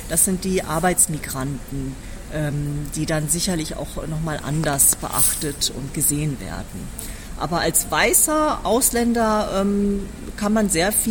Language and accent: German; Germany; now in South Korea; Ich bin äh, in Deutschland äh, geboren und aufgewachsen. Sie sehen das jetzt nicht. Ich habe ein asiatisches Gesicht, aber bin deutsch